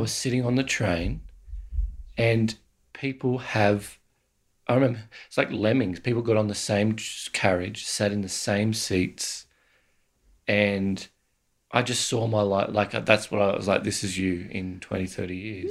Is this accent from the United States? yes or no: no; Australia; as Australian male